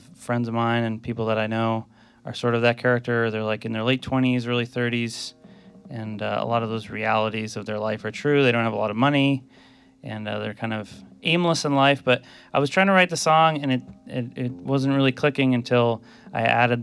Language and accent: English; Bellows Falls, Vermont, United States; I'm from Bellows Falls, Vermont, which is in the South, southern part of the state